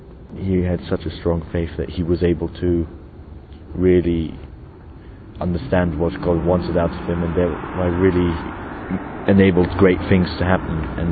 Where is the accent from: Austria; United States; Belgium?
Austria; I'm from Austria and I am 16.